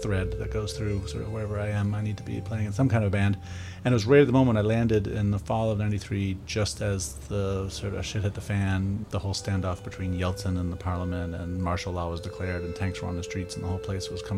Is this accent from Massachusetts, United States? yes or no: yes; Newton, Massachusetts, United States; also born or lived in New York / Moscow, Russia; I grew up in Newton, Massachusetts, not that far away from here